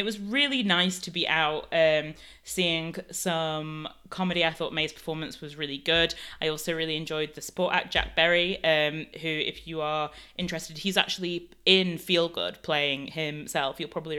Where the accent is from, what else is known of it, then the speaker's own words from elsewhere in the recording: Canada; although I would say, yes, I'm from Canada, I wouldn't really say that I'm like Canadian in a sense.